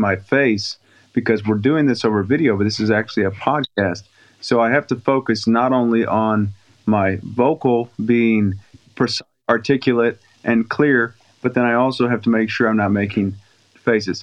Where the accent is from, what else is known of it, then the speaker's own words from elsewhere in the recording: Dayton, Ohio, United States; now in Tennessee, United States; I grew up in Dayton, Ohio.